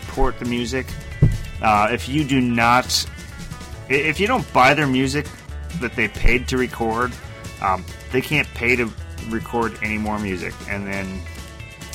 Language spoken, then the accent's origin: English; Rochester, Minnesota, United States; I grew up in Rochester